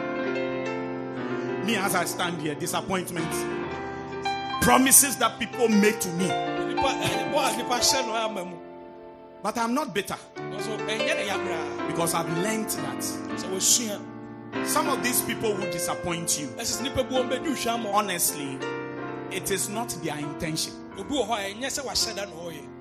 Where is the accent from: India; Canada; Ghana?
Ghana; Keta, Volta; I come from Keta in the Volta region